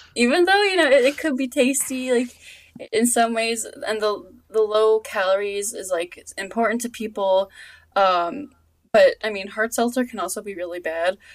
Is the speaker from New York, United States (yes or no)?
yes; Long Island, New York, United States; my hometown has a has a a, a seltzer place somewhere out on like the island